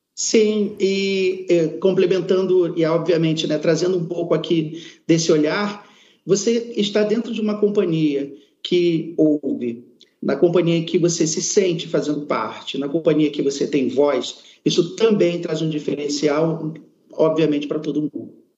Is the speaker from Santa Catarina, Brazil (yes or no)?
no; Amazonas, Brazil; now in Rio de Janeiro, Brazil; Eu me orgulho de ter nascido no Amazonas, é, trago dentro de mim aquela cultura e trago de dentro de mim também a saudade que tenho de minha terra, mas moro no Rio de Janeiro